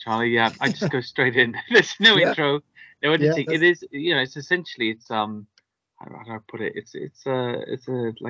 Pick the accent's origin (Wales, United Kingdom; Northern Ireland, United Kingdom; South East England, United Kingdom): Wales, United Kingdom; I grew up in Wales. I don't sound very Welsh.